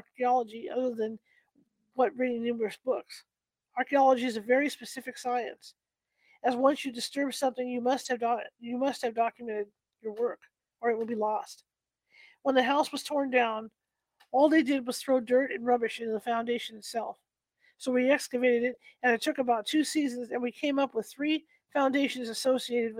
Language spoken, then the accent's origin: English; Danvers, Massachusetts, United States; When I was growing up in Danvers